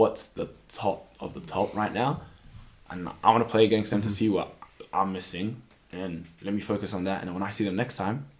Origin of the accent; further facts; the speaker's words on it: New Zealand; moved away; Time I had that was when I came from New Zealand to here